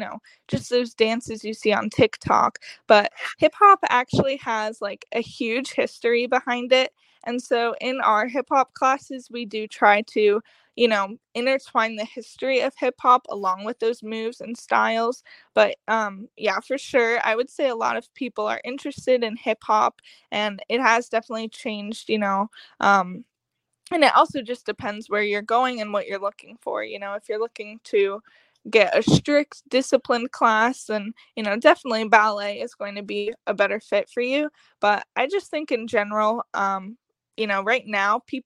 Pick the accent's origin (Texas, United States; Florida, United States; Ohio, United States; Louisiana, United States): Florida, United States; Fort Myers; also born or lived in Cape Coral, Florida; I was born in Cape Coral, and then after a few years, moved to Fort Myers. So lived down here my whole life